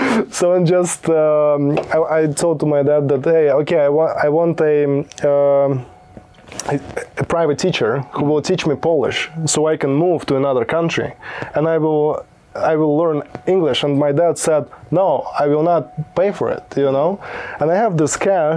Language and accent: English; Belarus; English is a second language; also born or lived in Poland; now in United States; Originally, I was born in Belarus.